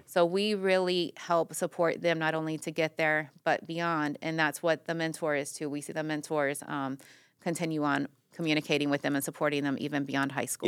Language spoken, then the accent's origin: English; Miami, Florida, United States; moved away as an adult; also born or lived in Everglades; now in Putnam, United States; I'm originally from Miami